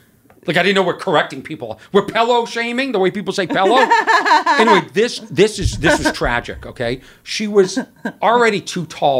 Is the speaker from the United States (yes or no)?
yes; Lexington, Massachusetts, United States; Lexington, Massachusetts.